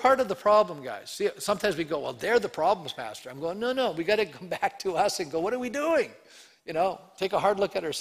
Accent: Canada

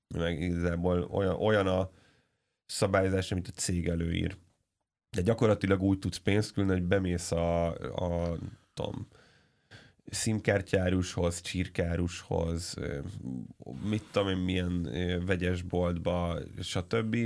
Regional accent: Hungary

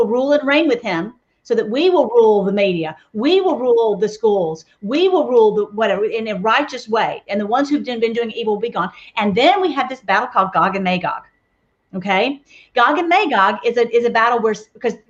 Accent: Nashville, Tennessee, United States; moved away; I'm from Nashville originally. And so, you know, we say Omer in Tennessee

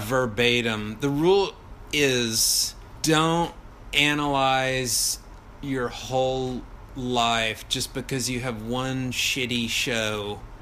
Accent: Texas, United States; I'm from Texas, another pretty pathetic place.

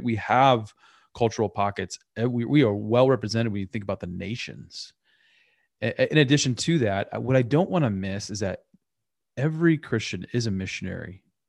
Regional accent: United States; who's an American

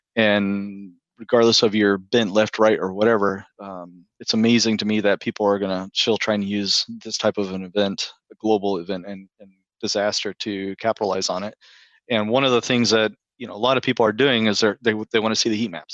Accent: Texas, United States; moved away as an adult; now in Maryland, United States; I'm originally from the Texas area

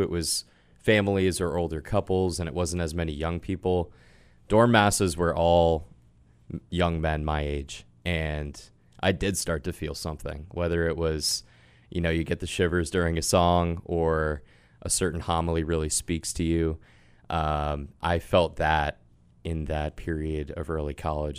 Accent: Sudbury, Massachusetts, United States; I grew up in Sudbury, Massachusetts

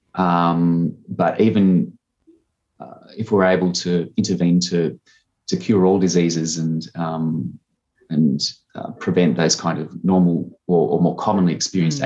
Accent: Harden, New South Wales, Australia; also born or lived in Murrumbidgee Irrigation Area, New South Wales; now in South Australia, Australia; I grew up on a sheep farm uh, near Harden, which is a small town in southern New South Wales

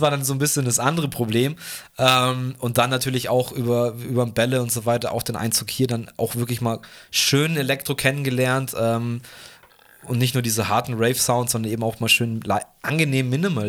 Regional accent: Fürstenfeldbruck, Bavaria, Germany; im Schlachthof bei uns in Bruck

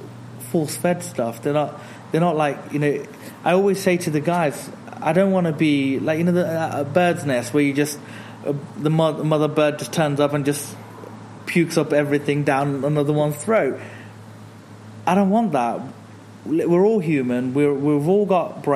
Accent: Birmingham, West Midlands, United Kingdom; I was born a mile and a half from here at Dudley Road Hospital. I grew up in that direction to my right in an area called Aston. I grew up there

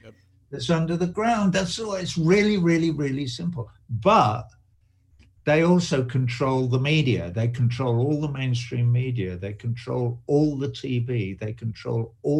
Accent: England, United Kingdom; I grew up in England, you know, in the aftermath of the Second World War

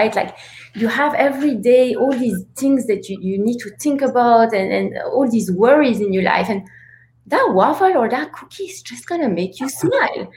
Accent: Antwerp, Flanders, Belgium; now in New York, United States; So I grew up in Antwerp, Belgium, and in Belgium we grew up with so many treats

